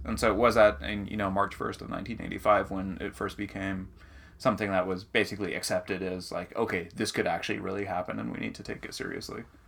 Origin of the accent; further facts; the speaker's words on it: New Hampshire, United States; growing up in New Hampshire